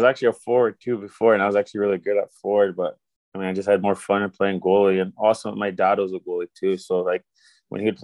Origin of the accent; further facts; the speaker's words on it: United States; as an American player